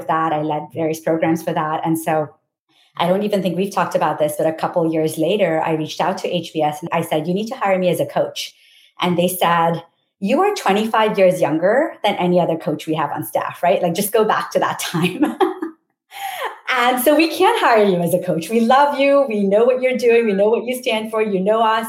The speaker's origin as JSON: {"language": "English", "country": "India", "moved": "as an adult", "said": "I came from India"}